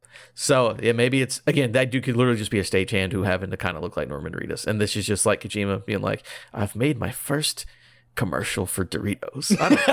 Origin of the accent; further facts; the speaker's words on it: United Kingdom; I'm British.